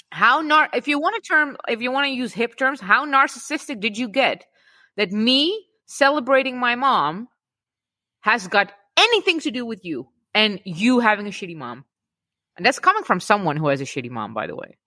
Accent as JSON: {"language": "English", "country": "Czechia", "said": "us Czech Czech people"}